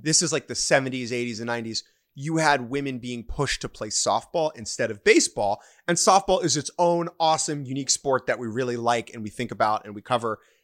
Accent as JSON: {"language": "English", "country": "United States", "said": "I'm an American"}